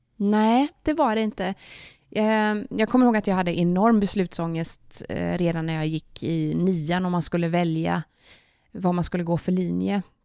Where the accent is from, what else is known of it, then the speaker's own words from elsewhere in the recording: Kungsbacka, Halland County, Sweden; Jag är uppvuxen i Kungsbacka som ligger strax söder om Göteborg.